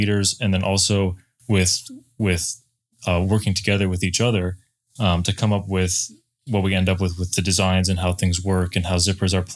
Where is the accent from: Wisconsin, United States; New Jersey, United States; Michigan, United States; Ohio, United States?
Michigan, United States; moved away as an adult; now in Idaho, United States; I'm from Michigan originally, and I moved out to Idaho to work for Climb about three and a half years ago